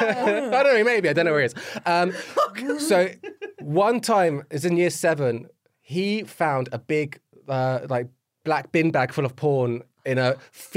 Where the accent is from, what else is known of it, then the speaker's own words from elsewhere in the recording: Luton, East of England, United Kingdom; also born or lived in St Albans; So I grew up in St. Albans until I was like 11, which is a very middle class place. And then moved to Luton, which is where I'm actually born. So that's like where I did like most, that's where I did most of my growing up.